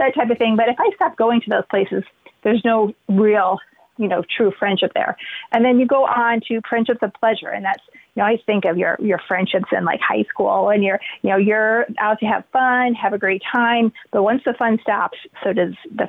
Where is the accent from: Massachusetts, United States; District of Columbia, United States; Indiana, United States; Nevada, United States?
Indiana, United States; moved away as an adult; now in Columbus, United States; I'm from Indiana originally